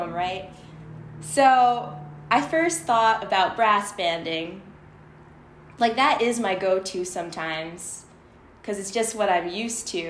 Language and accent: English; Toronto, Ontario, Canada; moved away as an adult; also born or lived in Michigan; I was brought up in it, so I'm originally from Toronto